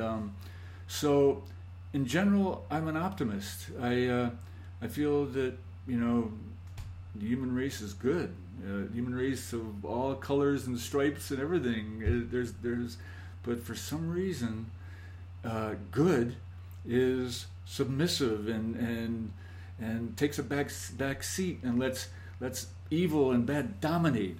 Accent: Scranton, Pennsylvania, United States; moved away; I grew up in Scranton, Pennsylvania

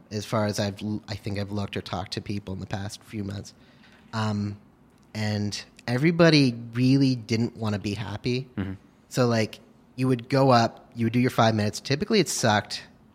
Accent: Hastings-on-Hudson, New York, United States; I'm from Hastings on Hudson.

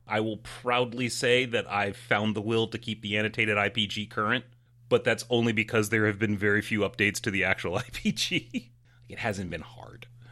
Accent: United States; I'm American

